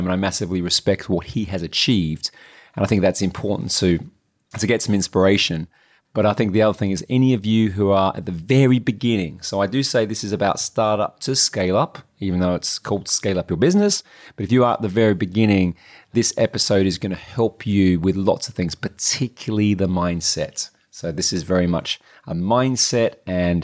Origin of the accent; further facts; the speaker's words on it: Adelaide, South Australia, Australia; moved away; we grew up together in Adelaide, South Australia